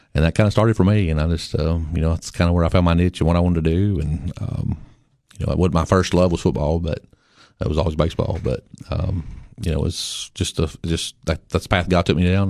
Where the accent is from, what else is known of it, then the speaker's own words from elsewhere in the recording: Baxter, Tennessee, United States; I grew up in Baxter. I lived there all my life.